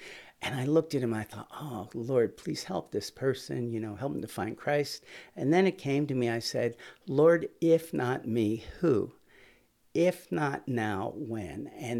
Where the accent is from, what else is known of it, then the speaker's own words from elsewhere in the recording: Philadelphia, Pennsylvania, United States; No, I grew up there in Southwest Philly, went to John Bartram High School, and went to Temple University undergrad as music ed and the trombone.